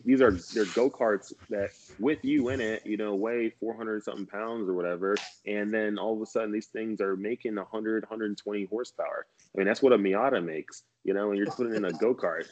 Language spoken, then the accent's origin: English; Texas, United States; moved away as an adult; growing up in Texas